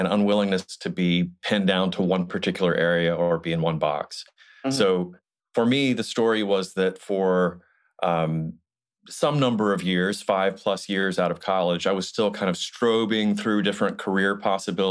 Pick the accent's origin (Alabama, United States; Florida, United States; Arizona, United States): Alabama, United States; Montgomery; I grew up in Alabama. I grew up in Montgomery, Alabama.